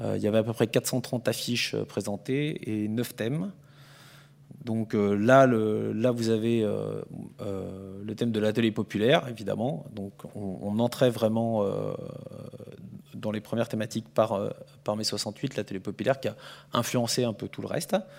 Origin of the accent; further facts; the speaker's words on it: France; je suis français